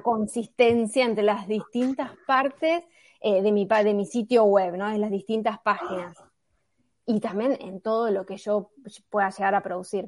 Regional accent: Buenos Aires, Argentina; soy de Buenos Aires

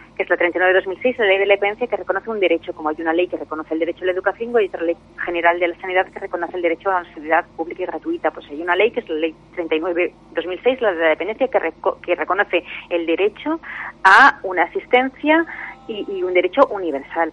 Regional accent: Castellón de la Plana, Valencian Community, Spain; yo soy de Castellón

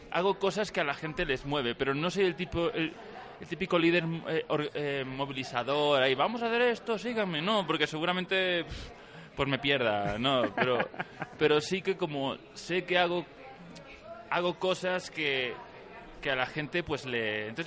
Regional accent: Galicia, Spain; moved away as an adult; now in Mexico; Yo soy gallego.

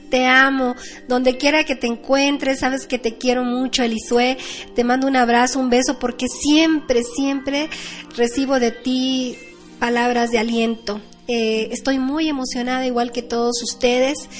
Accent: State of Mexico, Mexico; primero aquí en mi país, en mi estado de México, en México

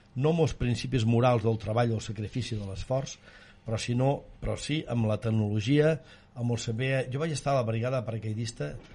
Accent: Vic, Catalonia, Spain; sent bigatà com sóc

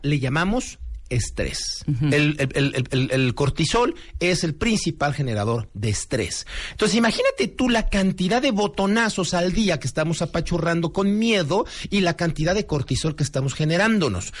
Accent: Mexico; como mexicanos

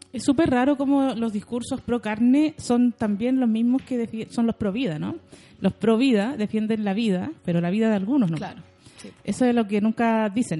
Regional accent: Santiago, Santiago Metropolitan Region, Chile; also born or lived in La Victoria, Santiago / Maipú, Santiago; yo nací en El Salto, en, ah. en Conchalí. Después viví en La Victoria muchos años, mi mamá se cambiaba mucho de casa

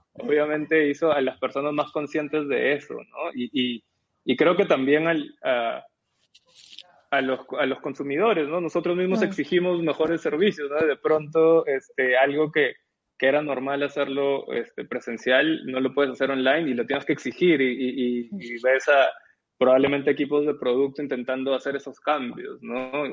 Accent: Peru; also born or lived in Lima; yo no crecí en Lima, yo crecí en, una ciudad afuera de Lima

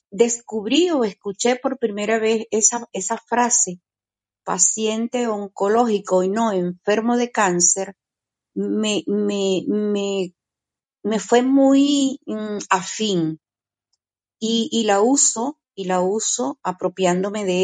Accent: Venezuela; now in Portugal; Normalmente en mi país, yo soy venezolana, normalmente eh, allí los médicos sí llaman paciente a la persona que, están atendiendo

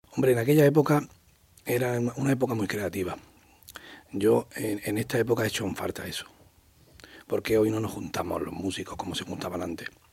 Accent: Huerta Carrasco, Andalusia, Spain; Huerta Carrasco porque es mi barrio donde yo nací, donde yo me crié

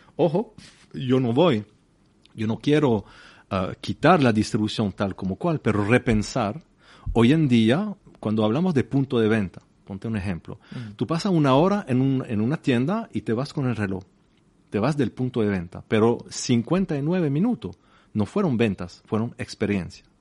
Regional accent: La Chaux-de-Fonds, Neuchâtel, Switzerland; Spanish is a second language; yo nací en, en La chaux la cuna de la relojería en Suiza, una pequeña ciudad, mil metros exactamente

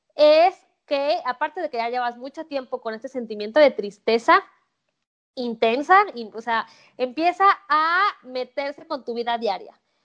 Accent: Mexico; soy mexicana

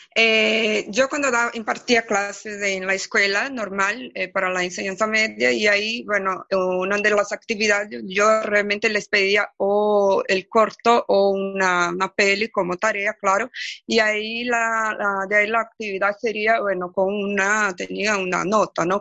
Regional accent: Brazil; first language Portuguese; Spanish is a second language; en portugués, mi, mi lengua madre

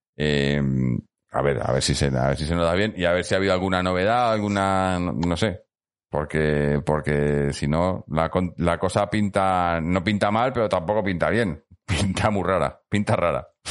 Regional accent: Madrid, Community of Madrid, Spain; yo, soy de Madrid

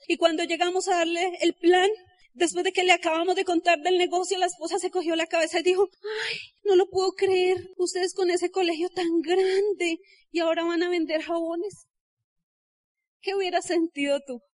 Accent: Colombia; Yo salí de Ciudad Bolívar

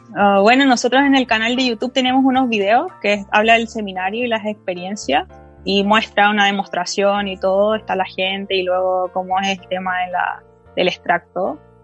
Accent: Chile; Somos todos compatriotas chilenos

